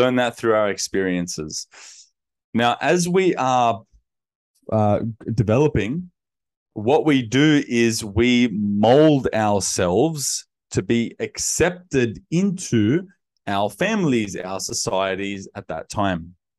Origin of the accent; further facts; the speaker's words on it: Sydney, New South Wales, Australia; I grew up in Western Sydney in my childhood years, and then, uh, teenage years was in the inner west of Sydney.